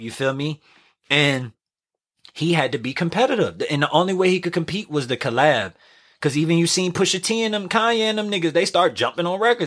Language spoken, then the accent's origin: English; New Orleans, Louisiana, United States; I'm doing it from New Orleans